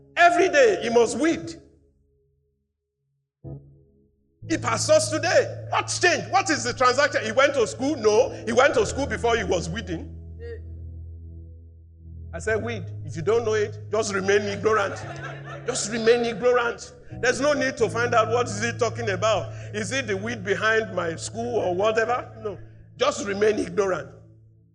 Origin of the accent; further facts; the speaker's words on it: Nigeria; I'm a Nigerian. I live under the constitution of Nigeria